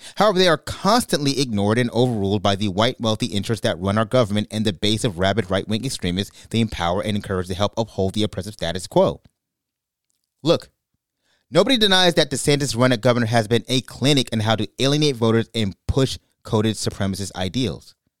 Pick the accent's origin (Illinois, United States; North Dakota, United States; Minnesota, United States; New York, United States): New York, United States; Brooklyn; moved away; also born or lived in California; I grew up in Brooklyn, New York